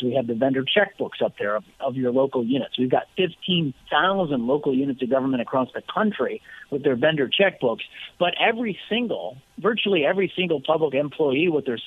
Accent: Illinois, United States; I'm from Illinois.

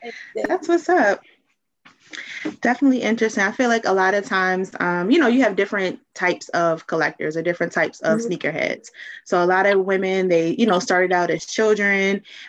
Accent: Baltimore, Maryland, United States; I'm from Baltimore, Maryland.

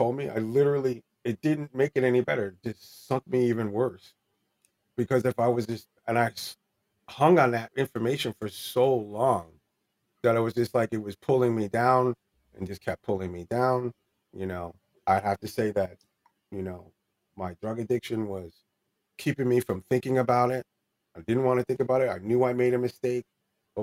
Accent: New Jersey, United States; also born or lived in California; we're from New Jersey.

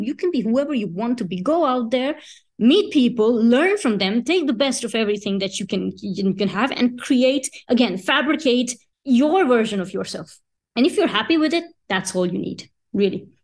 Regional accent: Sicily, Italy; moved away as an adult; also born or lived in India; now in Paris, France; Sicily, which is this beautiful island in the south of Italy where I grew up. I did my school

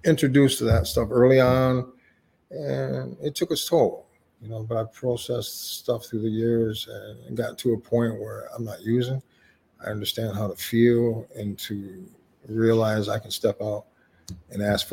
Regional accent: Lansing, Michigan, United States; Well, I'm from Lansing.

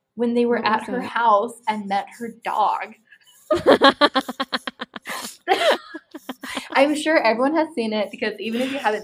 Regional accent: Utah, United States; we grew up in Utah

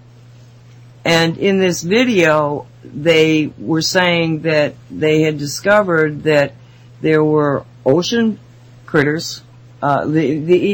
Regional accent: Binghamton, New York, United States; now in Massachusetts, United States; where I was born in Binghamton

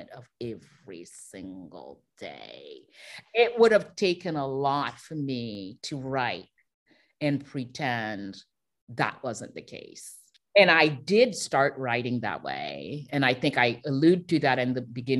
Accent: Haiti; I'm from Haiti

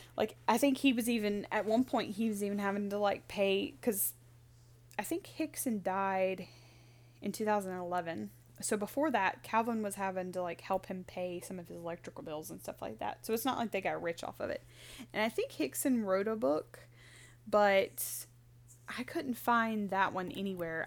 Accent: Mississippi, United States; we're not from Pascagoula, but from our home state

